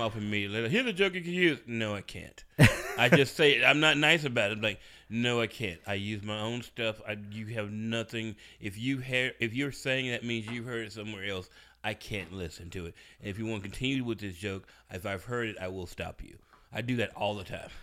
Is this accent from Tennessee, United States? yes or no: yes; Memphis, Tennessee, United States; my hometown